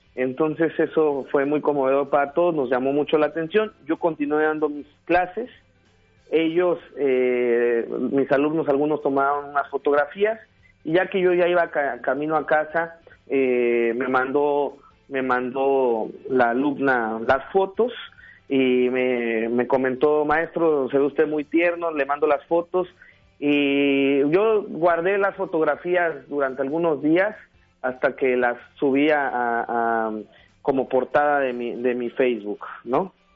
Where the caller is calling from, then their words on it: Acapulco, Guerrero, Mexico; Saludos desde Acapulco Guerrero